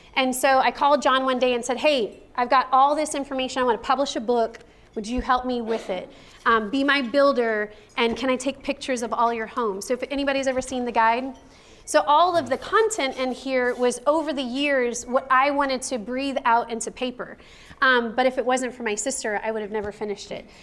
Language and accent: English; Chicago, Illinois, United States; now in San Antonio, United States; I was from Chicago, and I'm actually Italian